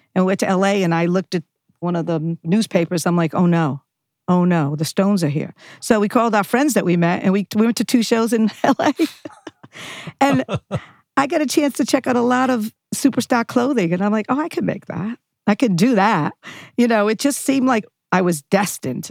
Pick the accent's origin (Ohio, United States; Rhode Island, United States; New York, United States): Rhode Island, United States; Johnston; also born or lived in Providence, Rhode Island; now in Los Angeles, United States; I grew up in, uh, Rhode Island, Providence, then Johnston, very s, small place, Johnston, Rhode Island